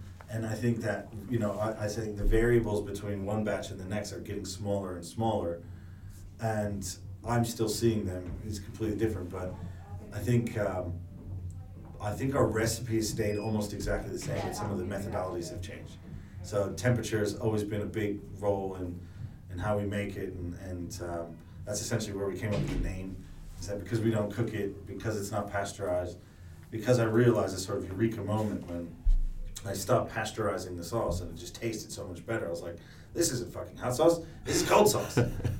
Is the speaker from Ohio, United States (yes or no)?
yes; Cleveland, Ohio, United States; also born or lived in New York; now in London, United Kingdom; I'm originally from Cleveland, Ohio. I grew up there